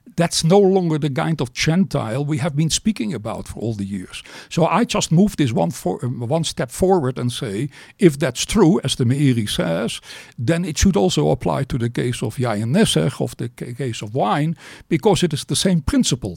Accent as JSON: {"language": "English", "town": "Amsterdam", "region": "North Holland", "country": "Netherlands", "tie": "born or raised there", "said": "I was born in Amsterdam"}